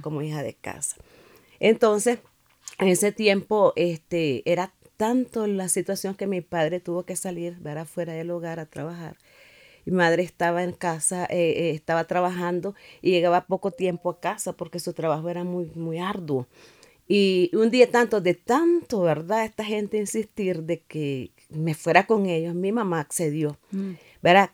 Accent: Nicaragua; now in Managua, Nicaragua; al tiempo regresé a mi pueblo

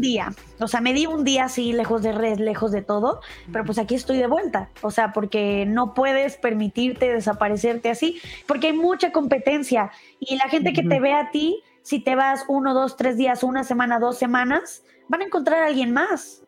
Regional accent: Guadalajara, Jalisco, Mexico; now in Mexico City, Mexico; yo soy de Guadalajara, es otra parte aquí en México

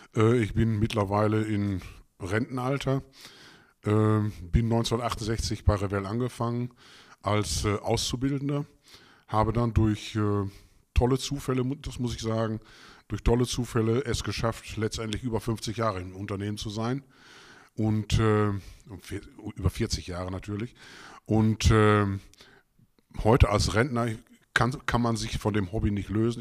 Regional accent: Gütersloh, North Rhine-Westphalia, Germany; also born or lived in Bünde; ich bin in Gütersloh geboren, bin auch dort zur Realschule, habe da die Realschule begonnen

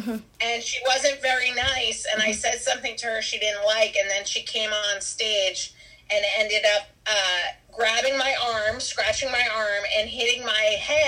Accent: Marblehead, Massachusetts, United States; I am from Marblehead. Sometimes is confused for Marlboro. Marblehead is a little sea fishing town 20 minutes north of Boston, near where the Salem witches were.

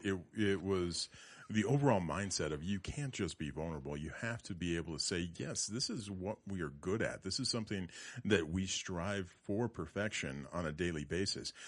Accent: Loveland, Colorado, United States; I was born and raised in Loveland. I lived here a majority of my life.

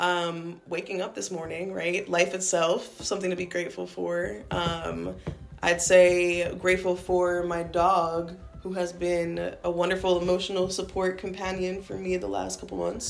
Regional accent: New York, United States; moved away as an adult; also born or lived in Rhode Island; now in Providence, United States; I was born and raised in New York

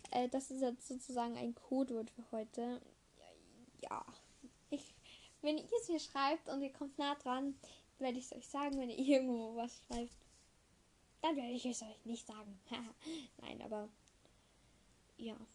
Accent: Eastern Austria, Austria; bei uns im Osten, in Österreich, haben wir wieder einen Lockdown.

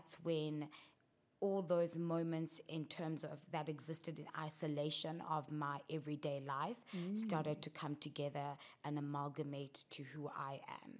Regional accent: South Africa; growing up in South Africa

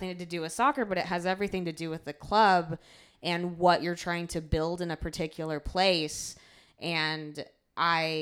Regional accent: rural Ohio, United States; moved away as an adult; now in Chicago, United States; I am from a rural area in Ohio, and I moved to Chicago when I was 18 for college

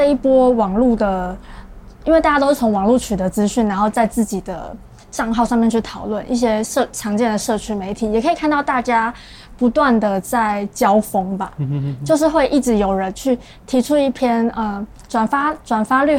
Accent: Taipei, Taiwan; now in Kaohsiung, Taiwan; 但我家确实是在我老家，真的在万华附近。

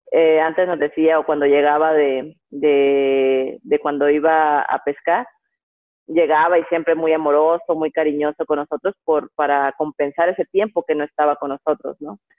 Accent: Guasave, Sinaloa, Mexico; Bueno, nací en Guasave, Guasave, Sinaloa, pero crecí y mis papás vivían en la brecha. 14 años fue cuando vivía en la brecha, tengo dos hermanos.

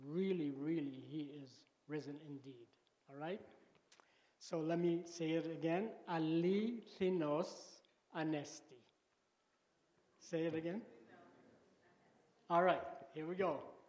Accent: Lebanon; moved away; So I grew up in Lebanon

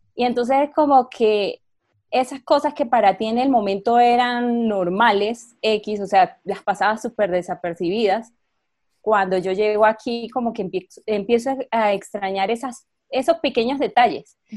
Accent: San Cristóbal, Táchira, Venezuela; moved away as an adult; nunca salí de mi pueblo, por decirlo así, de San Cristóbal

